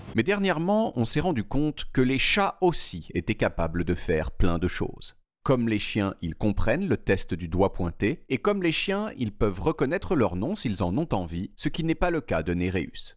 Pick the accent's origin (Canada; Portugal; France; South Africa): Portugal; Quand j'étais petit, au Portugal